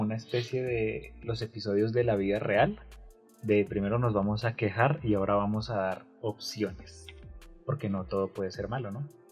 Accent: Colombia; somos colombianos

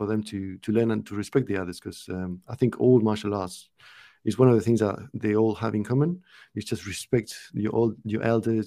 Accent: Uruguay; now in United Kingdom; I'm not from the UK. I'm from Uruguay, which is a small country in South America.

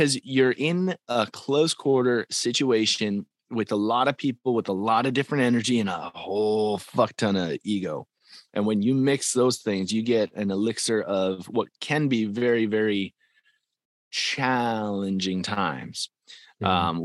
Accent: Calgary, Alberta, Canada; I'm from Calgary, Alberta, that's the farm team to Nashville

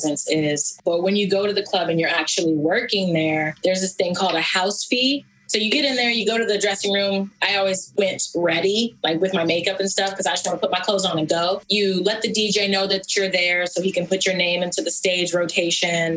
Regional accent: Atlanta, Georgia, United States; now in Los Angeles, United States; I'm from Atlanta

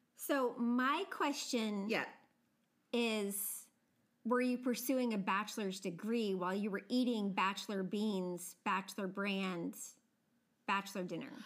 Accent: United States; I am from a part of the country that definitely has a more subtle accent, but I very definitely have an accent.

